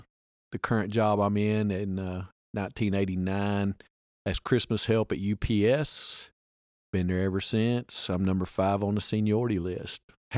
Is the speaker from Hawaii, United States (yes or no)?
no; Bee Branch, Arkansas, United States; I'm … number two. My dad's Sammy … number one. He was on the show several podcasts back. I was born and raised right here in Bee Branch, Arkansas. Graduated from Southside High School back in 1984.